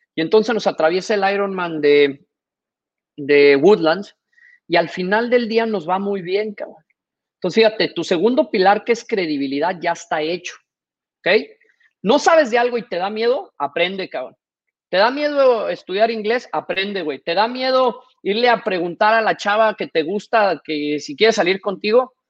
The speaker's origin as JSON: {"language": "Spanish", "country": "Mexico", "also_born_or_lived": "Singapore", "moved": "as an adult", "said": "como buen mexicano"}